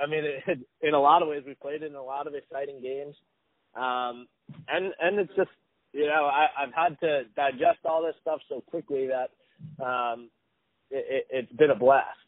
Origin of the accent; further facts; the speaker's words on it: United States; being American